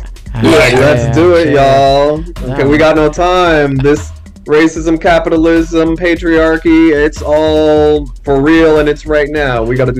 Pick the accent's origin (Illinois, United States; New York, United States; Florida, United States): Florida, United States; Miami; also born or lived in New Orleans, Louisiana; I wasn't born in Miami, I was born in New Orleans, but I was raised in Miami pre-Hurricane Andrew. Hurricane Andrew blew away our apartment